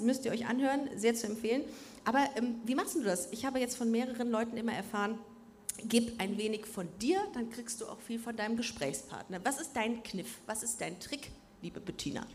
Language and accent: German; Düsseldorf, North Rhine-Westphalia, Germany; now in Cologne, Germany; Wir sind beide in Düsseldorf aufgewachsen bist, auch mit Stolz da aufgewachsen